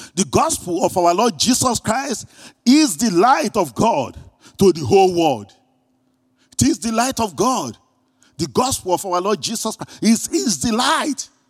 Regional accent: Greece; accent: Greek; my Greek accent

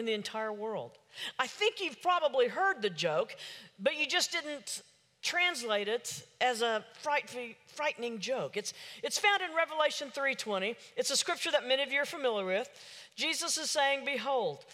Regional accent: Oklahoma City, Oklahoma, United States; I'm from Oklahoma City

